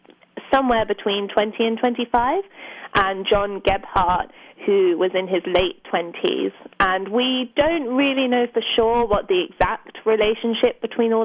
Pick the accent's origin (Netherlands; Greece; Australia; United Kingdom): United Kingdom; London suburbs; I grew up in the London suburbs